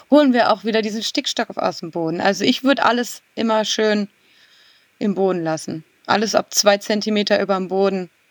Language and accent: German; Kranenburg, North Rhine-Westphalia, Germany; weil ich gerade die Ehre habe und meinen Heimat, Ort komplett umzugestalten mit dem großen Thema grüne Gartenstadt Kranenburg